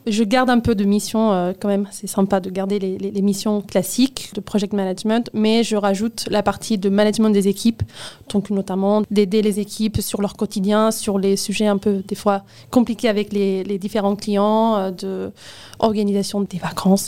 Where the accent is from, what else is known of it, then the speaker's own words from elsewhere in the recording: Barcelona, Catalonia, Spain; French is a second language; moved away as an adult; now in Paris, France; je viens de Barcelone, en Espagne